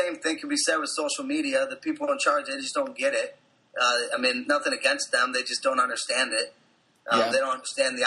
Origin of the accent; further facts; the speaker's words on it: Cleveland, Ohio, United States; I'm from Cleveland